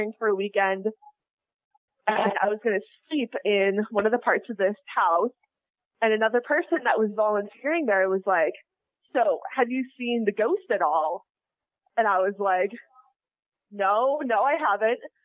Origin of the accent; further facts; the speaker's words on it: near Chicago, Illinois, United States; now in Normal, United States; I actually live closer to Chicago, so that's where cool. I grew up.